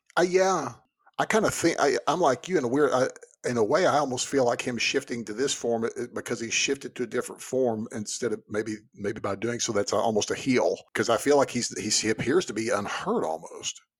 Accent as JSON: {"language": "English", "region": "Texas", "country": "United States", "tie": "born or raised there", "said": "growing up in Texas"}